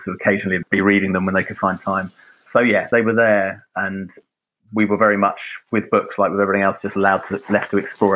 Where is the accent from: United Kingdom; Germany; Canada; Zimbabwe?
United Kingdom; London; now in Oxford, United Kingdom; I grew up in Lewisham in southeast London